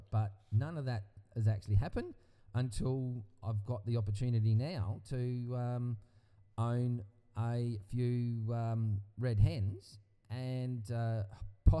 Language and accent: English; Gawler, South Australia, Australia; growing up in Gawler, South Australia, I had the brilliant opportunity to actually grow up at the front, our front door.